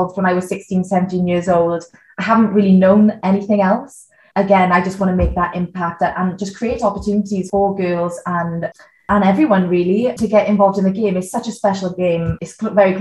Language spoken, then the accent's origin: English; Neath Port Talbot, Wales, United Kingdom; I was born in Neath Port Talbot, and my dad's always played rugby from a young age. So I grew up going to Tonner RFC, watching him play